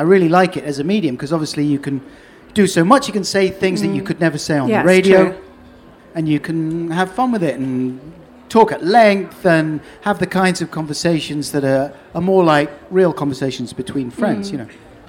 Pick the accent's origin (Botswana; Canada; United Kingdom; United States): United Kingdom; London; now in Norwich, United Kingdom; Yeah, off the Earl's Court Road.